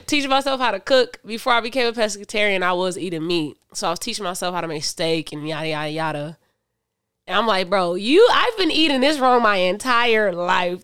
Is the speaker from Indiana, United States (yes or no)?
yes; Michigan City, Indiana, United States; I was raised in Michigan City, Indiana